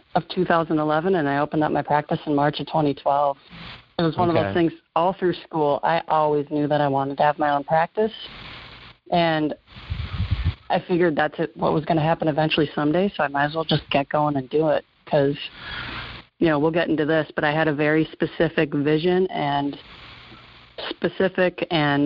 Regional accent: Minnesota, United States; accent: Minnesota; moved away as an adult; I was born and raised in Minnesota, and I think I probably have a little bit thicker accent right now

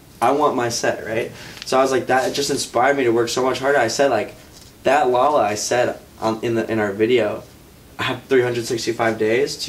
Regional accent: Chicago, Illinois, United States; I was from Chicago

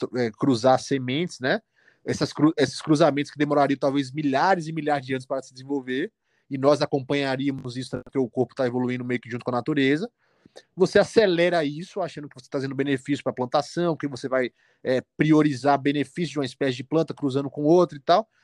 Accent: Salvador, Bahia, Brazil; moved away as an adult; now in Belo Horizonte, Brazil; atendo em Salvador, que é minha cidade natal

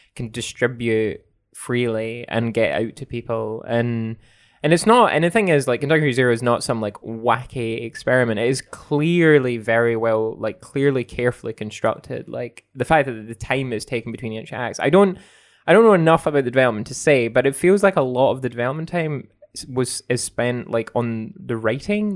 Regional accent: Scotland, United Kingdom; growing up in Scotland

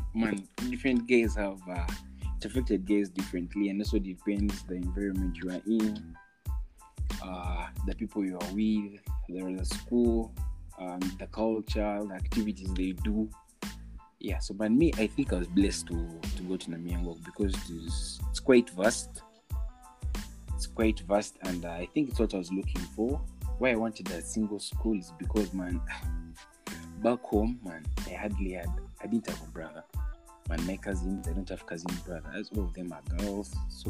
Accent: Ntungamo, Western Region, Uganda; Then I was in some school in Ntungamo. I come from Ntungamo.

